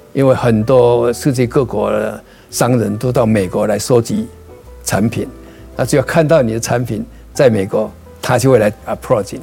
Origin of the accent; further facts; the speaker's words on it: Changhua County, Taiwan; now in United States; 我是彰化人